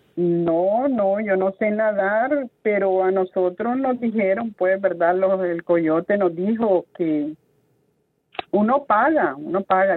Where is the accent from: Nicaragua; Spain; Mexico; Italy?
Nicaragua; moved away as an adult; also born or lived in Miami, United States; now in United States; Yo viajé Nicaragua, de mi país natal, a Guatemala en avión